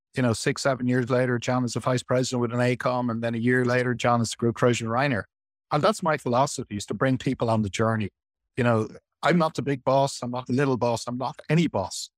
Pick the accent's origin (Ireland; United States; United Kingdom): Ireland; now in Qatar; I'm Irish.